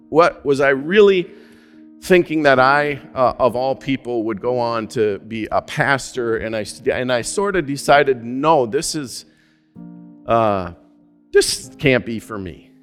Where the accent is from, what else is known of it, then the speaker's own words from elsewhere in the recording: Minnesota, United States; also born or lived in Alaska; my home state